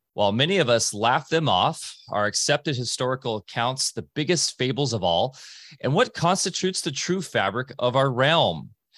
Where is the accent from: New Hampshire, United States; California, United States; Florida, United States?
California, United States; I grew up on the Wedge because that's where I'm from, and that's why I grew up as what surfers would classically call a sponger and a body surfer because of that, those kind of breaks.